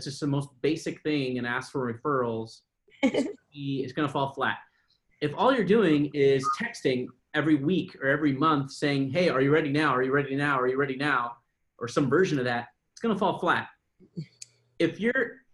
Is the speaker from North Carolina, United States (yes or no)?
no; San Diego, California, United States; I'm from San Diego